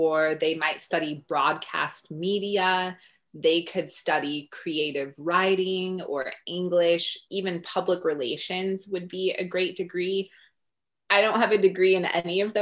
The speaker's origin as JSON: {"language": "English", "town": "Denver", "region": "Colorado", "country": "United States", "tie": "born or raised there", "said": "I grew up in Denver, Colorado, which is a pretty big sports town."}